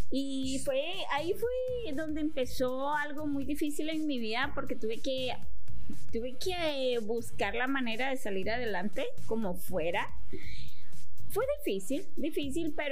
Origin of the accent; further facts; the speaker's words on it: Chalatenango, El Salvador; moved away; also born or lived in San Salvador; nací en la capital. Nací en la capital, me crié en, al norte en Chalatenango.